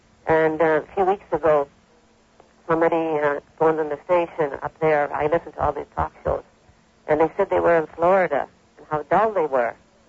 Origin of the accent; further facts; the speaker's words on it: Toronto, Ontario, Canada; I'm a visitor from Canada, Toronto.